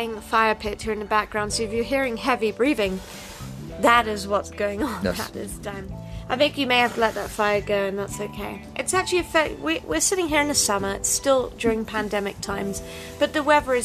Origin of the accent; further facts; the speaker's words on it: England, United Kingdom; moved away; I'm from England